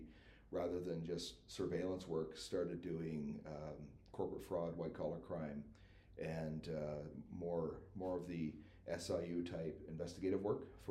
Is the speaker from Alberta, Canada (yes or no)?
no; New Brunswick, Canada; moved away; I'm originally from New Brunswick